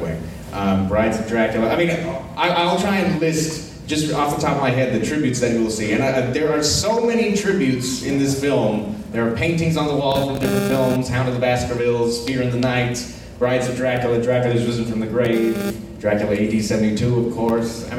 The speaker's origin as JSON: {"language": "English", "region": "South Texas", "country": "United States", "said": "I'm from South Texas."}